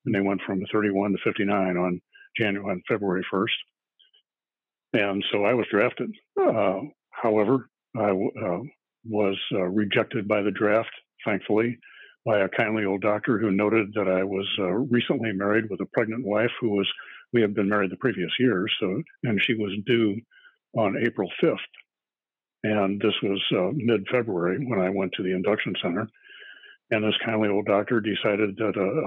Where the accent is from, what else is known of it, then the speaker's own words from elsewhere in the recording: St. Louis, Missouri, United States; also born or lived in Detroit, Michigan / Flint, Michigan / Fort Wayne, Indiana; born and raised in St. Louis